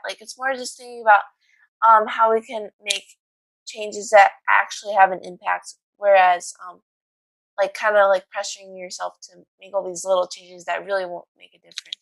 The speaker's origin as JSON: {"language": "English", "town": "Chicago", "region": "Illinois", "country": "United States", "said": "I'm from Chicago"}